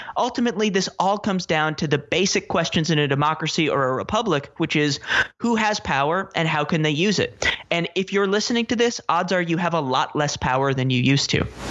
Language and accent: English; New York City, New York, United States; I grew up in Manhattan